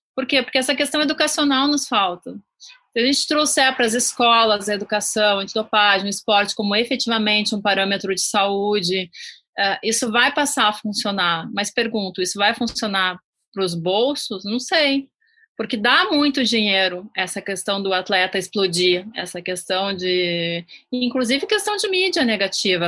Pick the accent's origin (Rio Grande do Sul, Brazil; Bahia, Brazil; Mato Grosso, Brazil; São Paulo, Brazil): Rio Grande do Sul, Brazil; eu sou do Rio Grande do Sul